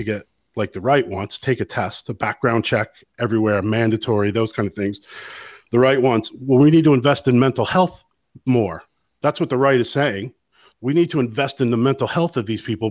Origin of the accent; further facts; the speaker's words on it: United States; now in Ireland; I'm an American here in Ireland